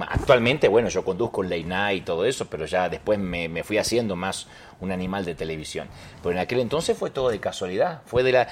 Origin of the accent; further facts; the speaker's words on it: Buenos Aires, Argentina; De Buenos Aires. Argentina.